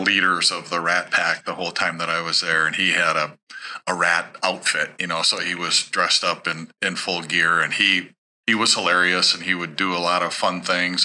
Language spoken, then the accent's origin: English; Sartell, Minnesota, United States; growing up in Sartell